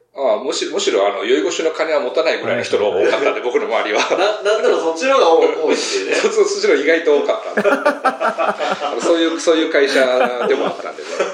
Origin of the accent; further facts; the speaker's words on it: Ehime, Japan; now in Tokyo, Japan; 出身が愛媛の方